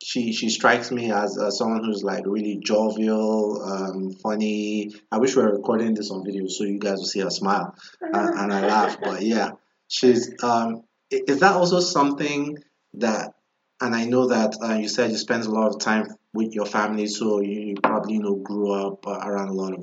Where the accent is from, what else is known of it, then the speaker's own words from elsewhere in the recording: Nigeria; now in Washington, D.C., United States; Growing up in Nigeria